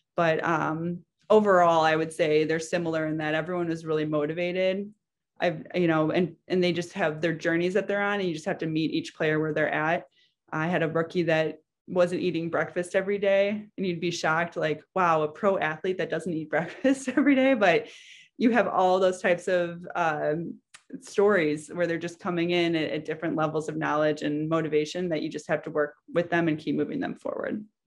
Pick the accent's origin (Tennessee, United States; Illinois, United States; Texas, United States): Illinois, United States; Chicago; also born or lived in Massachusetts; I grew up in Chicago, so I knew, that's home for me